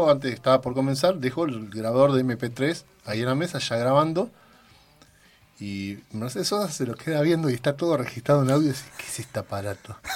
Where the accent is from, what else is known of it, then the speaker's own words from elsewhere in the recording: Bahía Blanca, Buenos Aires Province, Argentina; now in Neuquén, Argentina; ¿Y cómo fue tocar en Bahía Blanca? Siendo lo particular, yo que vengo de allá, ahora ya soy más neuquino que otra